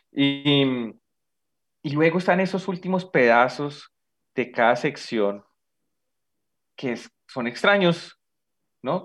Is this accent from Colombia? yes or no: yes; Bogotá, Colombia; como bogotano